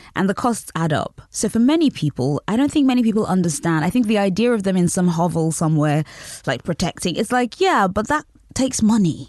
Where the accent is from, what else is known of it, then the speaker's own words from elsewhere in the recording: United Kingdom; also born or lived in Nigeria; I I grew up in Britain and also in Nigeria.